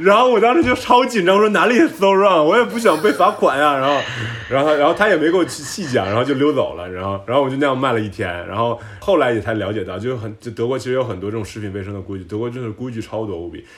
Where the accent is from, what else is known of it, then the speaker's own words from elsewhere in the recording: Tianjin, China; also born or lived in Shanghai, China / New York, United States / Sweden / France; now in Berlin, Germany; 我们天津人其实很保守